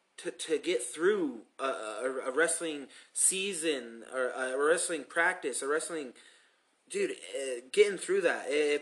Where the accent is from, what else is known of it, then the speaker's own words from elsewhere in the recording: Commerce City, Colorado, United States; we're kids from Commerce City and Adam City. We went to Adam City High School.